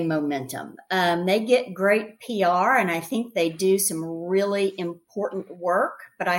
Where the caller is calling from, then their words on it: Dallas, Texas, United States; I am. I'm in Big D, Dallas, Texas.